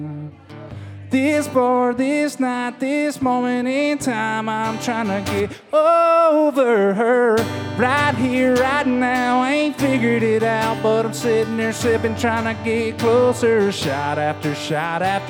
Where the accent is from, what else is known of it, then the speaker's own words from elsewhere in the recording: Cochran, Georgia, United States; I am from Cochran, Georgia